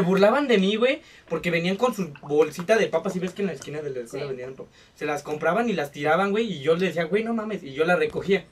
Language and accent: Spanish; Mexico; aquí siendo mexicanos